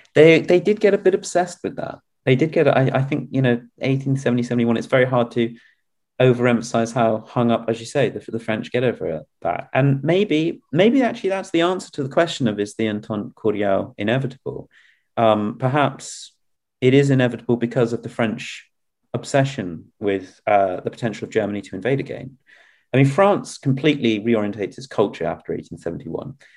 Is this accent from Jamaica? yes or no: no; England, United Kingdom; as an English person